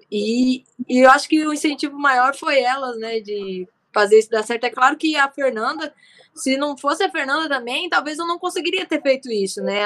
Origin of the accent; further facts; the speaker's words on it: Umuarama, Paraná, Brazil; moved away; also born or lived in Rio de Janeiro; em Umorama, que é a cidade natal onde eu nasci